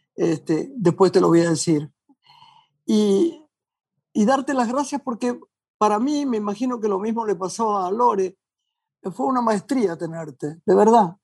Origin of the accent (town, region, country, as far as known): Argentina